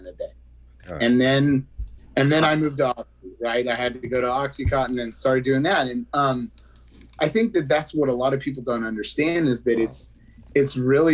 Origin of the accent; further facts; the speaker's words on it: West Texas, United States; I grew up in West Texas.